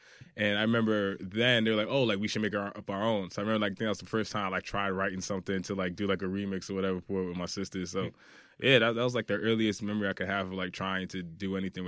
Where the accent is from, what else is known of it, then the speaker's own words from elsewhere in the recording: Brooklyn, New York, United States; born there; I was born in Brooklyn. So growing up, I was out here a lot, especially on weekends with family.